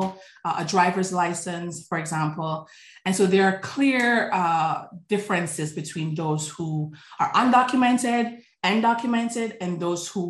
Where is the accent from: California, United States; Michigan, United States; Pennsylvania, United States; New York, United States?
New York, United States; New York City; also born or lived in Jamaica; growing up in Brooklyn, New York